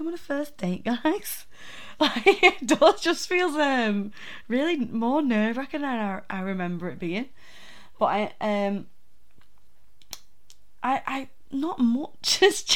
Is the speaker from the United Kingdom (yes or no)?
yes; the north of England, United Kingdom; accent: northern; my droning northern accent